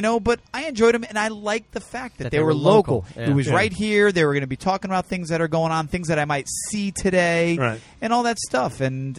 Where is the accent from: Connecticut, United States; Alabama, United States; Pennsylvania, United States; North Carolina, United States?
Connecticut, United States; New Haven; moved away; growing up in New Haven while Stern was on, because I'm from Connecticut, you get the New York stations also.